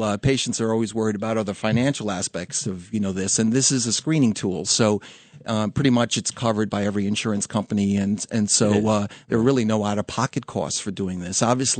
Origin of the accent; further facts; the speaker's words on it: New York City, New York, United States; I'm originally from Queens.